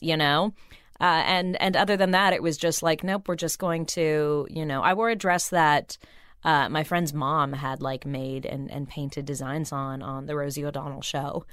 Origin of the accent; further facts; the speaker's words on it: Burbank, California, United States; I grew up in Burbank